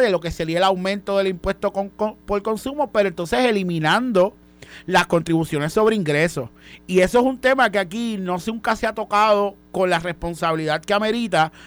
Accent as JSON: {"language": "Spanish", "country": "Puerto Rico", "said": "somos puertorriqueños"}